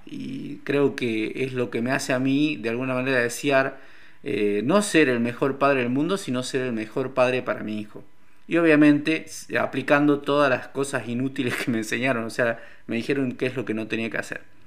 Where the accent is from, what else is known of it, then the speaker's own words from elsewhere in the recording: Salta, Argentina; soy de Salta